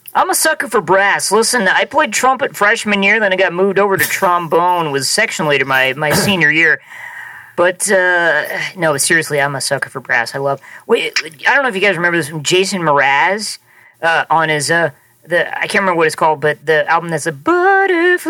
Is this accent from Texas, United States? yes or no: no; Nebraska, United States; now in Los Angeles, United States; I'm from Nebraska. I'm from small town Nebraska